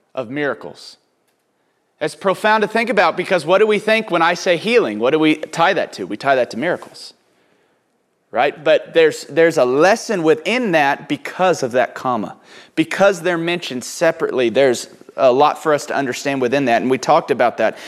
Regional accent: Houston, Texas, United States; also born or lived in Oklahoma; growing up in Oklahoma, then Houston, in East Texas

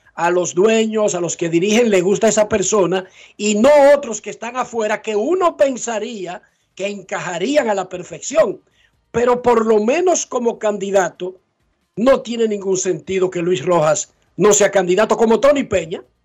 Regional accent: Dominican Republic

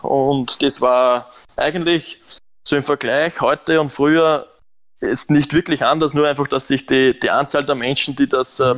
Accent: Lower Austria, Austria; moved away as an adult; also born or lived in Romania; now in Germany; ich bin in Niederösterreich am Land aufgewachsen

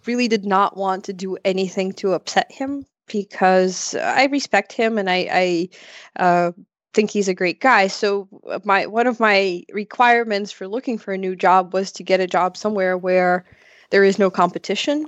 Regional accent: Ukraine; also born or lived in Odesa, Ukraine; I'm from Ukraine

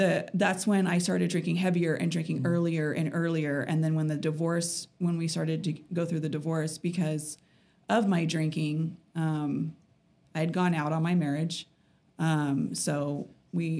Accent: California, United States; moved away as an adult; now in Utah, United States; I'm originally from California. I just moved out to Utah about 2.5 years ago with my ex.

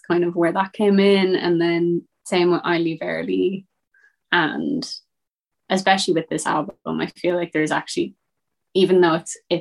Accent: Westport, Connacht, Ireland; my hometown in Westport

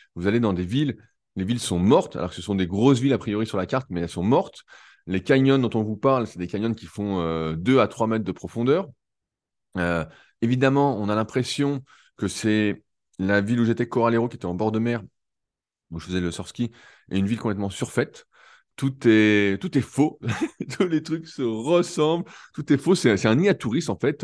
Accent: Annecy, Auvergne-Rhône-Alpes, France; je suis d'Annecy

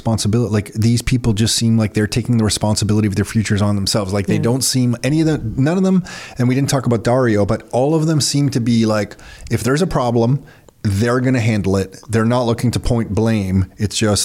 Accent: Mississauga, Ontario, Canada; growing up in Mississauga

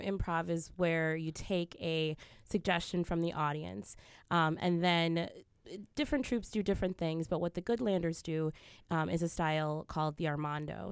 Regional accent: Glendale, Wisconsin, United States; I grew up in Glendale

